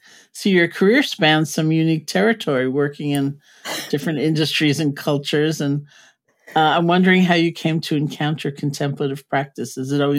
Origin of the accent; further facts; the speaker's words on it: New York City, New York, United States; I am a New Yorker, you know, born and bred